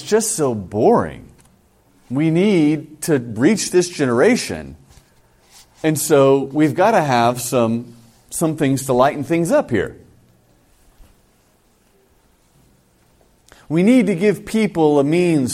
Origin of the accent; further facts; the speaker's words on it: California, United States; moved away; I come from California